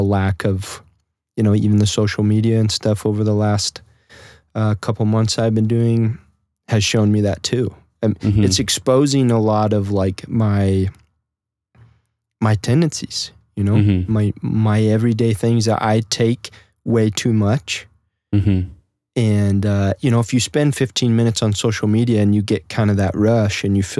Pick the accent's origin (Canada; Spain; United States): United States; Nebraska; especially we were in Nebraska, you know, basically stuck in my hometown.